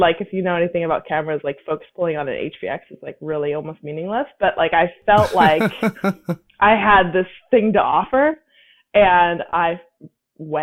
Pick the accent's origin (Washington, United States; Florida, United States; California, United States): California, United States; Napa; I'm from Napa